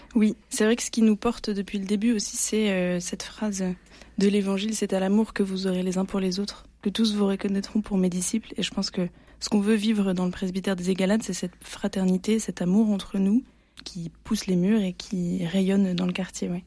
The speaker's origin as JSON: {"language": "French", "region": "Provence-Alpes-Côte d'Azur", "country": "France", "lives_now": "Marseille, France"}